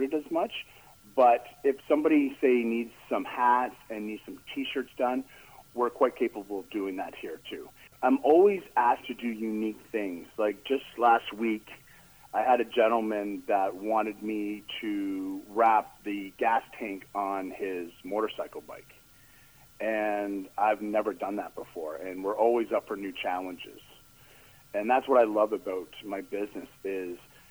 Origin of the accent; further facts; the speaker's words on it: Port Hope, Ontario, Canada; also born or lived in Cobourg, Canada; I grew up in Port Hope, went to high school here